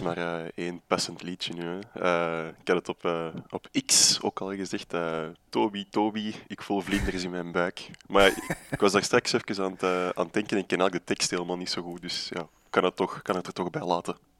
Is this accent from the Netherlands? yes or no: no; Antwerp, Flanders, Belgium; oorspronkelijk ben ik van Borgerhout